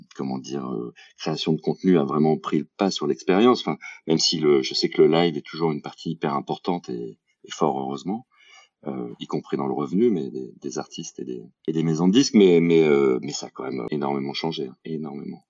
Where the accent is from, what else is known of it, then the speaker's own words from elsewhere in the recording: Paris region, Île-de-France, France; moved away as an adult; also born or lived in Bordeaux; j'ai grandi, euh, j'ai grandi en région parisienne.